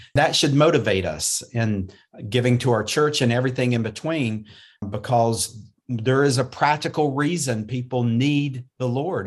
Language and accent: English; North Carolina, United States; I was born and raised in North Carolina